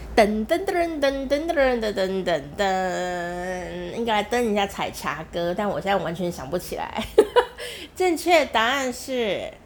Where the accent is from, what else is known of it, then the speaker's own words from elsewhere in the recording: Taiwan; 我的家乡台湾